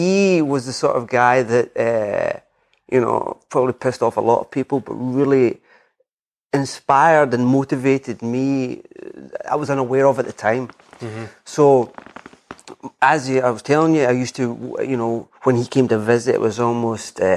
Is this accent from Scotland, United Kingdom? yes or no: yes; west coast of Scotland, United Kingdom; moved away as an adult; also born or lived in England; now in Edinburgh, United Kingdom; I'm from the west coast of Scotland.